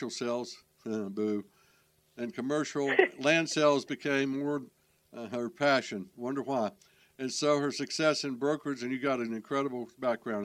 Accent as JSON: {"language": "English", "town": "Charlotte", "region": "North Carolina", "country": "United States", "tie": "born or raised there", "said": "I grew up in Charlotte, and it was a small town."}